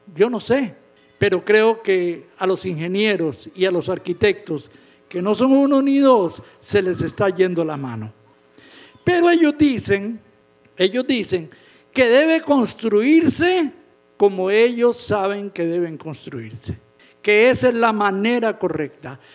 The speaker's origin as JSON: {"language": "Spanish", "country": "Costa Rica", "said": "En mi país, en Costa Rica"}